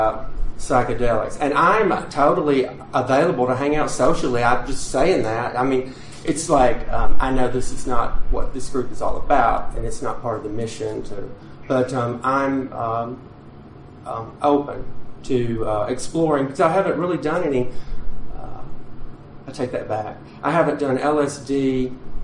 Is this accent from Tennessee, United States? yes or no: yes; southwest Tennessee, United States; I grew up on a lake in southwest Tennessee